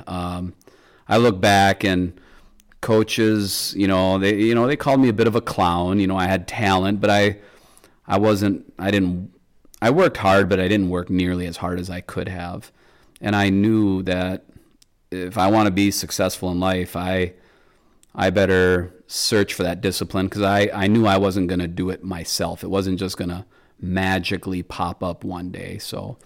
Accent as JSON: {"language": "English", "region": "Michigan", "country": "United States", "tie": "born or raised there", "said": "my home state of Michigan"}